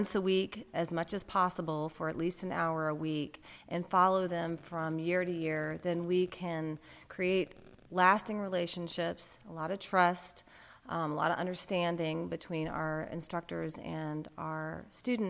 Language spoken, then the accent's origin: English; Birmingham, Alabama, United States; moved away as an adult; also born or lived in San Francisco / Massachusetts; I'm also a Birmingham native. So I grew up in Birmingham in a suburb.